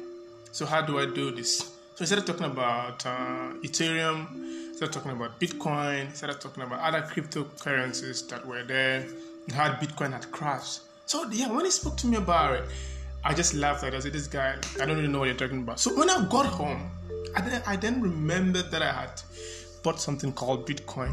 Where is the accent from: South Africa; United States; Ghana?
Ghana; Accra, Greater Accra; I grew up in Accra. I spent most of my life in Ghana